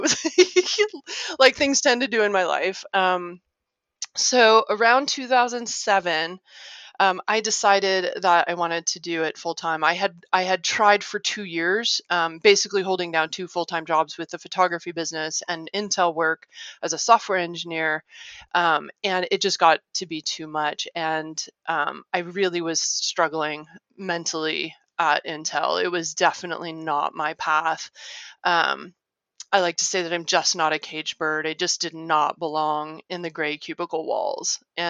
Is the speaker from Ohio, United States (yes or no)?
yes; Ohio, United States; also born or lived in Arkansas / Illinois; So I grew up in Ohio, Arkansas, Illinois.